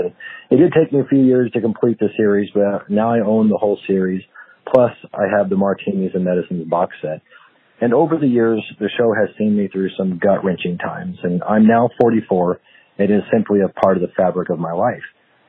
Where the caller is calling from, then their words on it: Washington, United States; I'm calling from Washington State.